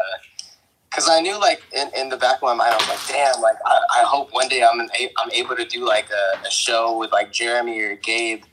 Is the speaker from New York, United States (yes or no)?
no; Reno, Nevada, United States; I come from a small town, bro. Like I'm from Reno, Nevada